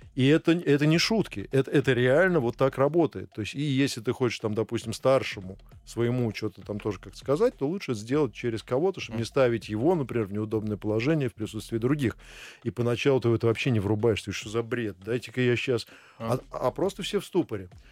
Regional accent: Russia; moved away as an adult; also born or lived in Switzerland / Indonesia; когда я приехал первый раз э, работать в Швейцарию, а я был из России

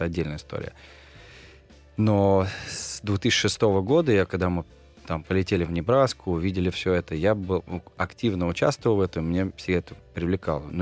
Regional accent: Volgograd, Volgograd Oblast, Russia; moved away; also born or lived in United States; я парень из Волгограда, у меня просто м- судьба как раз э- кинула на ту сторону как бы океана.

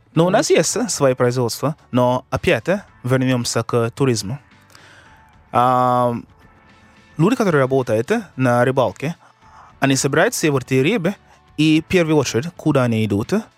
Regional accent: Kingston, Jamaica; Russian is a second language; moved away; я из Кингстона

